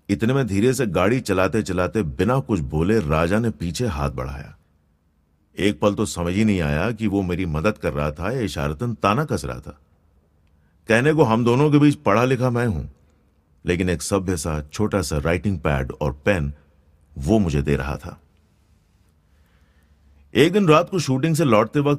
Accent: Gujarat, India; first language Gujarati; Hindi is a second language; और गुजराती में यानी मेरी भाषा में जाने वाले के लिए भी आखिरी शब्द होता है

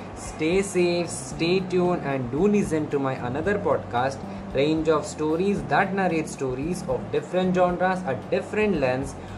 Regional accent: India; I'm from India

